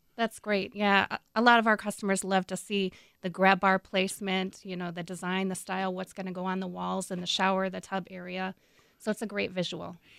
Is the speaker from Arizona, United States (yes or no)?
no; Minnesota, United States; I'm from Minnesota